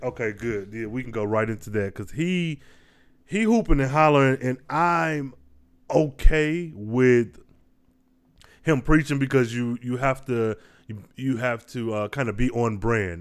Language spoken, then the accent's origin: English; Midwest, United States; I was raised in the Midwest.